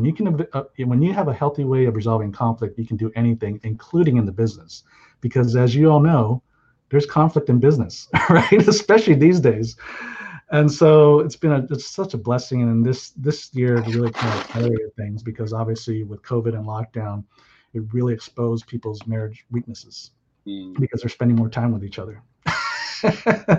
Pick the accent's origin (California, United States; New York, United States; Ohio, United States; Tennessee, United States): California, United States; San Jose; also born or lived in Hawaii; I grew up in Silicon Valley